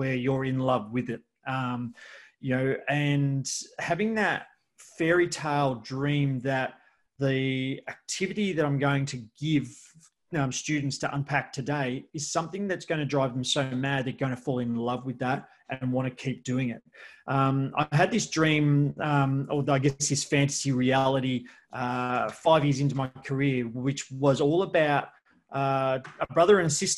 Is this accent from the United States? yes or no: no; Geelong, Victoria, Australia; I'm from Australia, I'm from Geelong